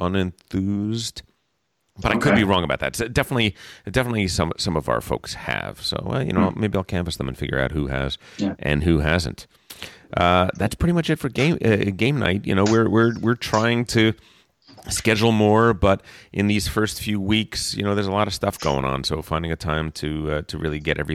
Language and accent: English; East Coast, United States; moved away; I come from the East Coast